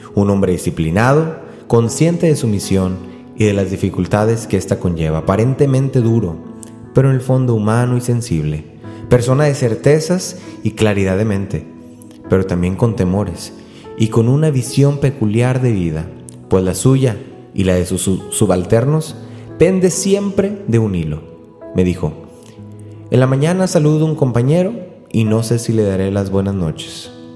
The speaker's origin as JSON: {"language": "Spanish", "town": "Río Bravo", "region": "Tamaulipas", "country": "Mexico", "tie": "born or raised there", "said": "mi pueblo, yo soy de Río Bravo, Tamaulipas"}